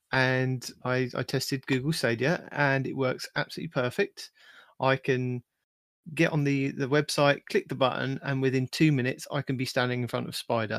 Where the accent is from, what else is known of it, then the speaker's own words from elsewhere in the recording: United Kingdom; I'm the British guy.